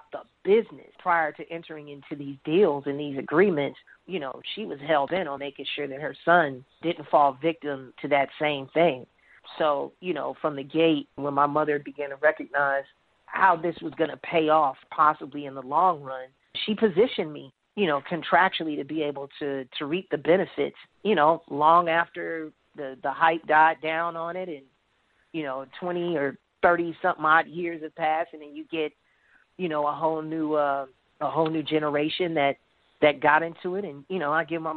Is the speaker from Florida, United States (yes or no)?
no; Chicago, Illinois, United States; also born or lived in Harvey, Illinois; I grew up in Chicago